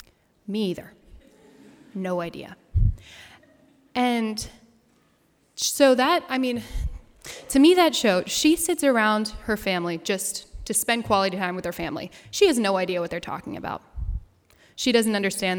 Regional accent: United States; first language English; I grew up in America as a hearing person speaking English

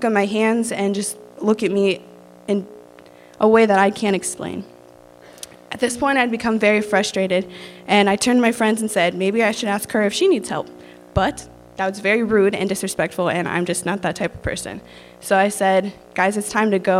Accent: Rensselaer, Indiana, United States; I'm from Rensselaer, Indiana

